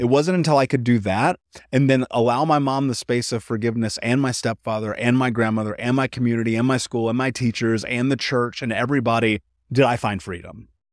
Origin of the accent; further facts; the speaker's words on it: United States; I grew up in America, the greatest country in the world